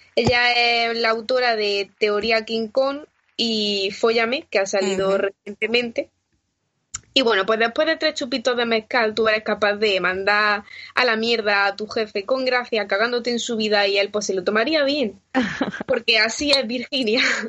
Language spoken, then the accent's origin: Spanish; Granada, Andalusia, Spain; now in Madrid, Spain; en mi tierra, a los pies de la Alhambra